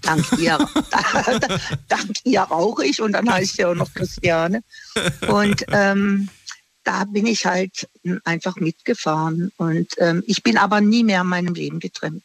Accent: Singen, Baden-Württemberg, Germany; now in Offenburg, Germany; ich komme ursprünglich aus Singen.

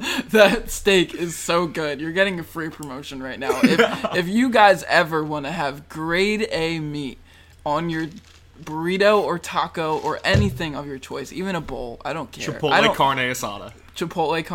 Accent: New Jersey, United States; we're from New Jersey

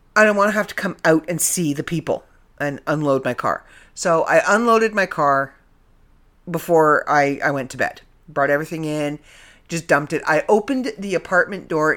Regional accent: Canada; accent: Canadian; I'm back in the land of Canada, so you're gonna get my Canadian accent back

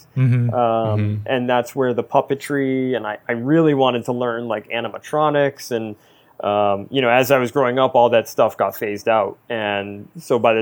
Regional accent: East Coast, United States; growing up on the East Coast

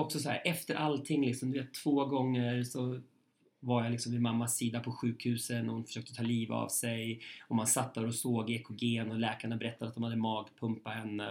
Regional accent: Köping, Västmanland, Sweden; moved away; mitt liv i Köping

